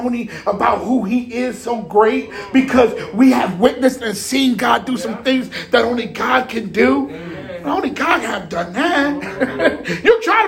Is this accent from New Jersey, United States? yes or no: yes; Jersey City, New Jersey, United States; I'm from Jersey City